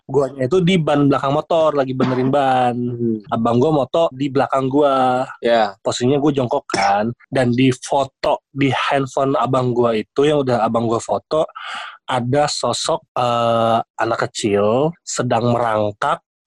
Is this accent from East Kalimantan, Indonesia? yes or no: yes; East Kalimantan, Indonesia; gua kan dari Kaltim ya, gedenya di sono